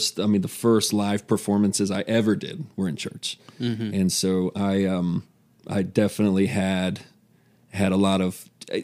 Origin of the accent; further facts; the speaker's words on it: Stephens City, Virginia, United States; I grew up in Steven City, very suburban development.